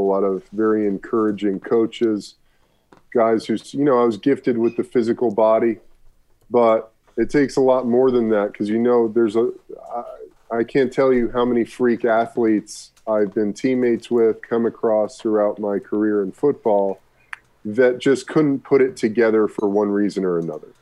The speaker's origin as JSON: {"language": "English", "town": "Burbank", "region": "California", "country": "United States", "tie": "born or raised there", "also_born_or_lived": "Brooklyn, New York City, United States", "said": "I was born in New York City, lived in uh, Brooklyn, New York until I was 10 before my mom moved my brother and I to Burbank"}